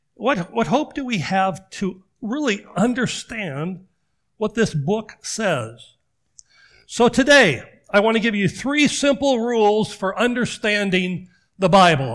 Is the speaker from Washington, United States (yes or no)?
yes; Washington, United States; moved away; growing up in Washington